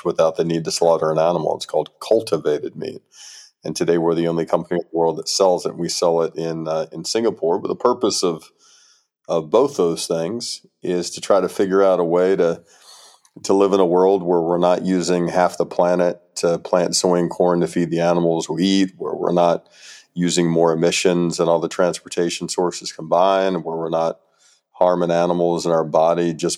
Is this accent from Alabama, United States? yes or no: yes; Birmingham, Alabama, United States; also born or lived in California; now in Berkeley, United States; Originally from meat country in Alabama. So I grew up in Birmingham, Alabama